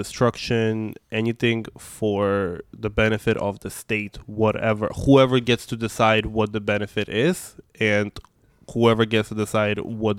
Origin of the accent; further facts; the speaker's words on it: New York, United States; English is a second language; also born or lived in Russia; So I am... you know, being queer person from Russia and growing up in New York where there was no infrastructure for people like me